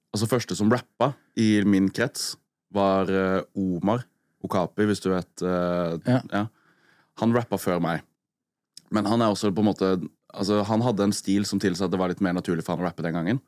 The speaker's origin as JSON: {"language": "Norwegian", "town": "Arendal", "region": "Agder", "country": "Norway", "tie": "born or raised there", "said": "jeg er oppvokst med liksom kjempebrei arendalsdialekt"}